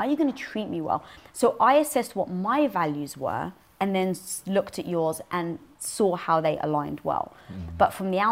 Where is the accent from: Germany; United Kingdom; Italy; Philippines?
United Kingdom; London; moved away; I was brought up in North London around a Greek and Turkish community